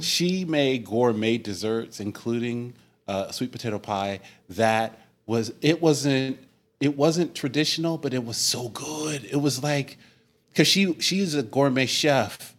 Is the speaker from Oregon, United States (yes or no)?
yes; Oregon, United States; we're from Oregon